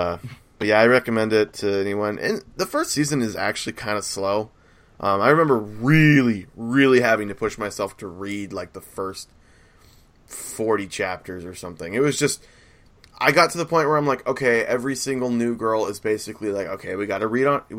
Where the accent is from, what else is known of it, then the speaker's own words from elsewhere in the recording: United States; I'm American